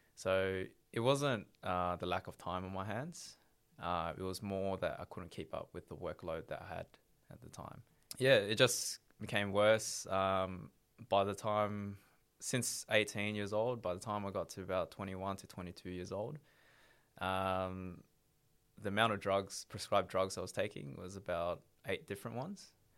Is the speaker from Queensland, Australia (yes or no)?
no; Melbourne, Victoria, Australia; originally uh, from Melbourne, born born and raised in Melbourne